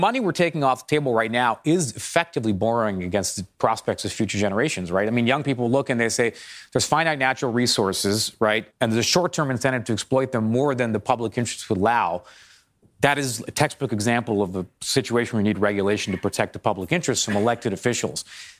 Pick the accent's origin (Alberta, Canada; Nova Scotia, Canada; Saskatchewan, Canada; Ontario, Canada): Ontario, Canada; Toronto; Because I'm from Toronto, I'll give a kick the Canadians an example here.